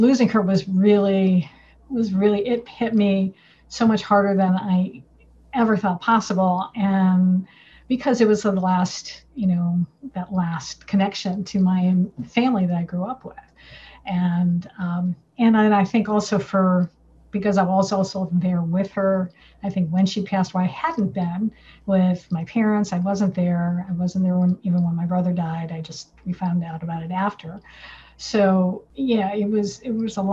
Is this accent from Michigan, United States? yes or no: yes; Michigan, United States; We grew up in Michigan